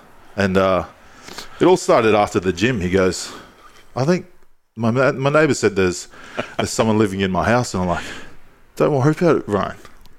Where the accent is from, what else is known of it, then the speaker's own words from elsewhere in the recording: Goodna, Queensland, Australia; I'm from Goodna. Rough side of town for listeners not from Brisbane or Ipswich.